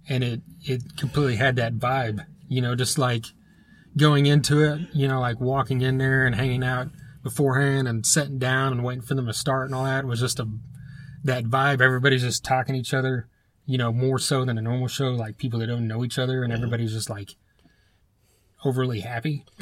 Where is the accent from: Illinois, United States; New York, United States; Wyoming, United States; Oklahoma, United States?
Oklahoma, United States; Broken Arrow; I'm from Broken Arrow